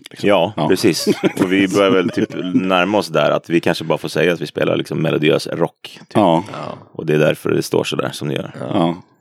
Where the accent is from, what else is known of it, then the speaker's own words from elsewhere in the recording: Stallarholmen, Södermanland, Sweden; Ja. Jag är från Stallholmen.